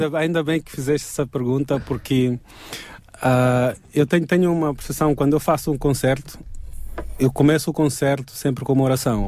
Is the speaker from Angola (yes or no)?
yes; eastern Angola, Angola; now in Portugal; O leste da Angola é onde eu nasci, eu conheço esse dialeto